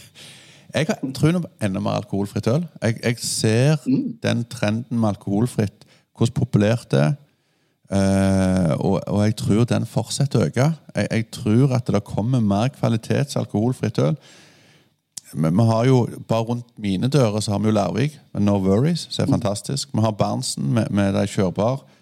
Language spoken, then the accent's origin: Norwegian; Rogaland, Norway; jeg er fra Rogaland, fylket med de positivitetene